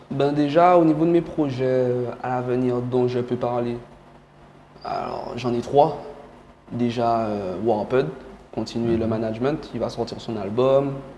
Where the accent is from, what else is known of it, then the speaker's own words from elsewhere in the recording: Guadeloupe; also born or lived in Cameroon; je suis guadeloupéen d'adoption, mais je suis guadeloupéen.